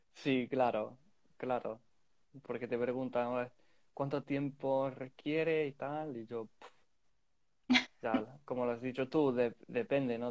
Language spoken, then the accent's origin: Spanish; England, United Kingdom; Spanish is a second language; soy inglés, pero ah, hablo, bueno, cinco o seis idiomas